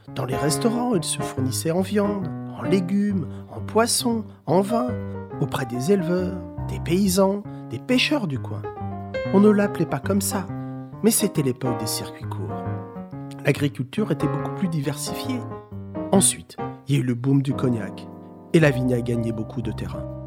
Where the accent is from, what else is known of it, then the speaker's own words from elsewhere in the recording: Archiac, Nouvelle-Aquitaine, France; also born or lived in Pons; je suis né en 1938 à Archiac